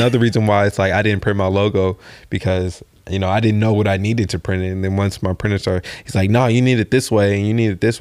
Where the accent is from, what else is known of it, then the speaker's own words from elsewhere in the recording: West Coast, United States; I'm from the West Coast